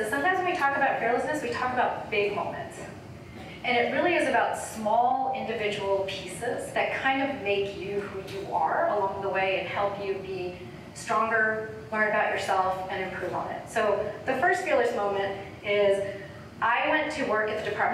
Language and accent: English; United States; My parents grew up in India. I'm Indian American